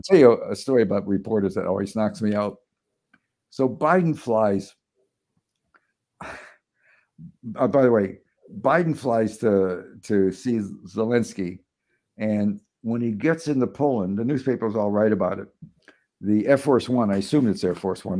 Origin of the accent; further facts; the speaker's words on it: Chicago, Illinois, United States; moved away; growing up in Chicago